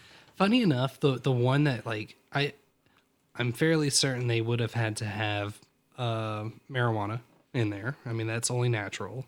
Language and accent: English; Greensboro, North Carolina, United States; also born or lived in Roanoke, Virginia / East Coast; we moved from Greensboro to Roanoke, and then uh, ah, maybe it was fourth grade. I, maybe, I, I gotta say it was fourth grade, I guess, because um, fifth grade I went back uh, to public school, and then sixth grade we moved back to North Carolina